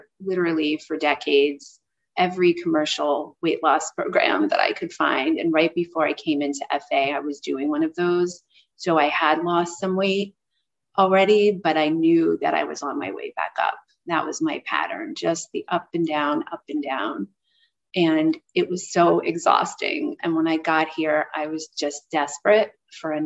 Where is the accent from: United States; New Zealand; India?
United States; New York City, New York; I grew up in New York City